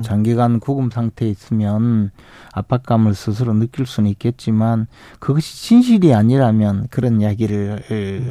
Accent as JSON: {"language": "Korean", "town": "Uiseong", "region": "North Gyeongsang", "country": "South Korea", "tie": "born or raised there", "said": "제 고향 경북 의성 지역에 있는"}